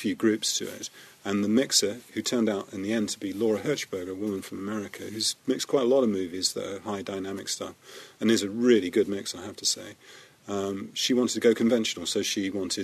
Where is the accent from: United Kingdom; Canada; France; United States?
United Kingdom; as a British, we were a British sound crew